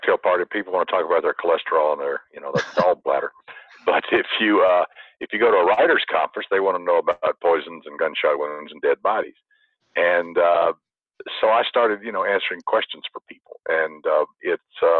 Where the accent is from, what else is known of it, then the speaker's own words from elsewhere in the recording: Alabama, United States; also born or lived in the South; now in California, United States; I'm from Alabama